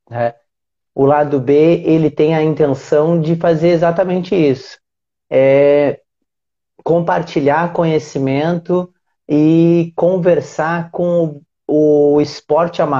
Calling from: Aracaju, Sergipe, Brazil; Eu falo de Aracaju, Sergipe.

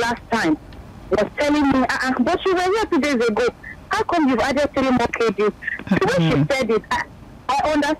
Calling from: Magodo, Lagos, Nigeria; I'm calling from Magodo.

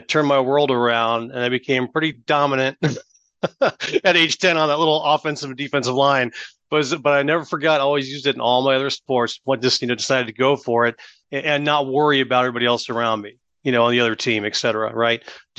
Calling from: Austin, Texas, United States; Austin, Texas. Out west of Austin, Texas.

